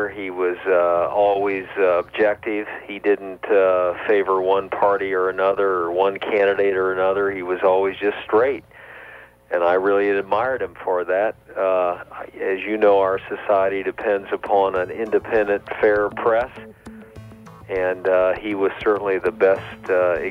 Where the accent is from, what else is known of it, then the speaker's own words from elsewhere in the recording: East St. Louis, Illinois, United States; I'm from the East St. Louis area.